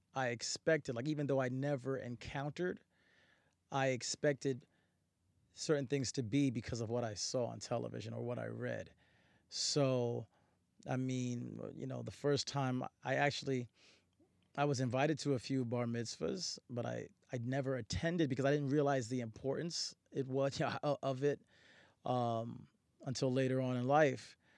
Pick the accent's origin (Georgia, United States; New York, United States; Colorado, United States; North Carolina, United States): New York, United States; Newburgh; also born or lived in Harlem, New York City; I was born in New York City, born Manhattan, Harlem, uh, but I was raised upstate New York in a town called Newburgh